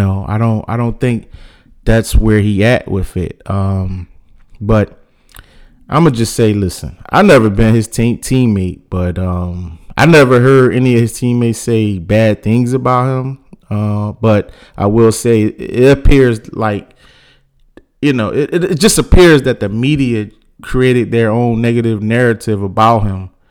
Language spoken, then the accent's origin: English; Philadelphia, Pennsylvania, United States; I'm born and raised in Philly